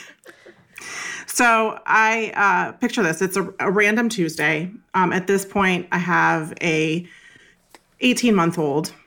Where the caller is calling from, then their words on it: Northern Virginia, United States; I'm calling in from Northern Virginia, just outside of Washington, D C